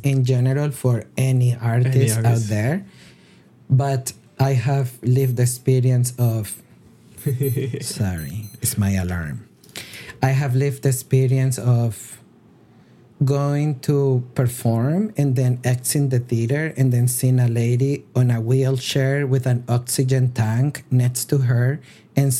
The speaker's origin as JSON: {"language": "English", "country": "Colombia", "moved": "yes", "said": "I'm originally from Colombia"}